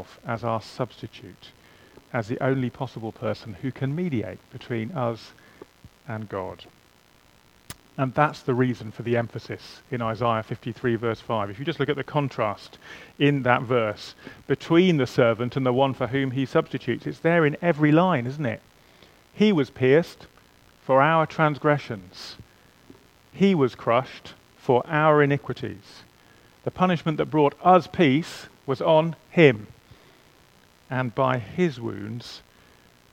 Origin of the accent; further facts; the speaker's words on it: England, United Kingdom; I am English. In theory, at least, I'm qualified to play for England